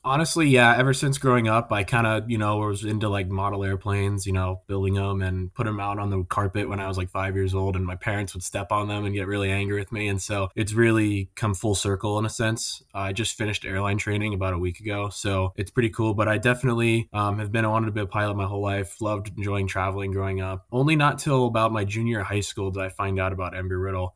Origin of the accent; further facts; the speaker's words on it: Albuquerque, New Mexico, United States; moved away as an adult; also born or lived in Daytona Beach, Florida; I grew up in Albuquerque, New Mexico, which is kind of a non-traditional hockey market